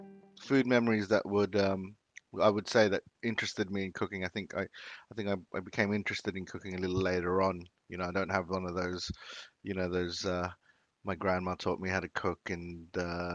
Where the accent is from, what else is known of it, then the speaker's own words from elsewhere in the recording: Philippines; moved away; You know, we were obviously growing up in the Philippines when I was younger. I have very few food memories in the Philippines.